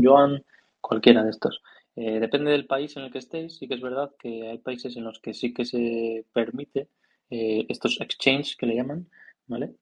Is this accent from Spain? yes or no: yes; Spain; now in China; yo soy español y tengo pasaporte español